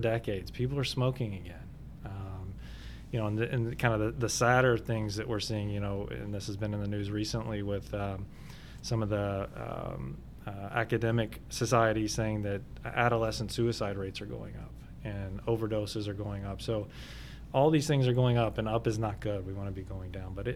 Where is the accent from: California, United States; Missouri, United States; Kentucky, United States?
Kentucky, United States; moved away; I'm actually not from the area. I'm from Kentucky